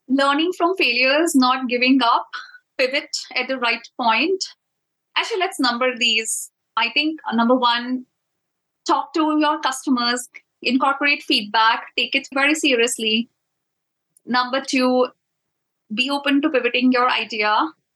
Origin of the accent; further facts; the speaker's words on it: India; I'm from India